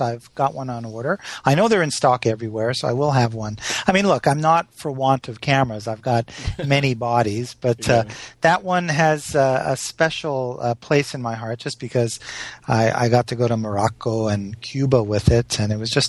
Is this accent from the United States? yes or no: no; Montreal, Quebec, Canada; But Valerie, I'm from Montreal, and I thought it's not Jardin?